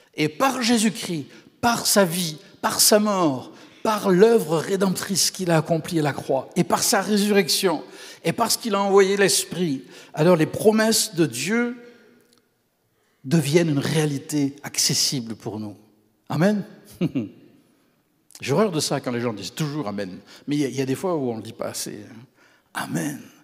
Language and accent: French; Camargue, Provence-Alpes-Côte d'Azur, France; moved away as an adult; also born or lived in Quebec; now in Canada; C'est la région d'où je viens, dans le sud de la France.